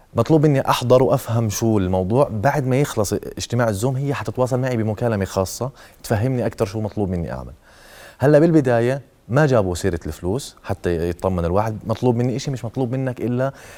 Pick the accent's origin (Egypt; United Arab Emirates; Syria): Syria; now in Jordan; انا الواحد سوري